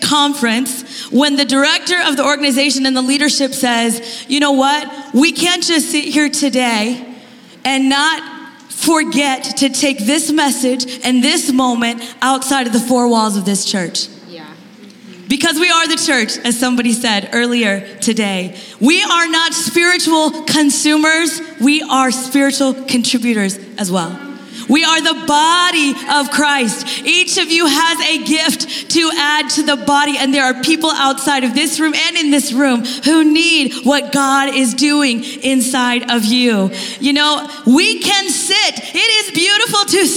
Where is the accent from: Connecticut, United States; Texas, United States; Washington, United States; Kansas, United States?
Kansas, United States; moved away as an adult; now in Bellevue, United States; We're Midwest people. I'm from Kansas